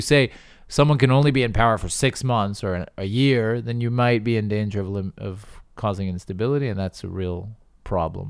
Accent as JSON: {"language": "English", "country": "United States", "said": "I'm American, and so I, I have that in my blood"}